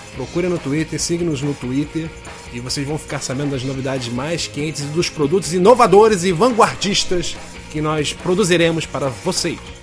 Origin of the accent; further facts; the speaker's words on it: Brazil; Como bom brasileiro